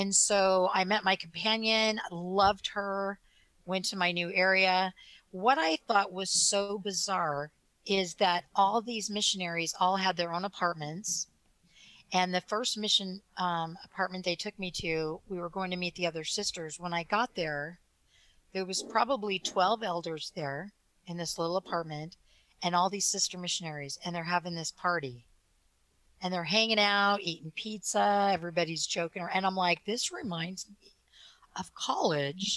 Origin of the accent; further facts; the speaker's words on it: Provo, Utah, United States; I was born in Provo, Utah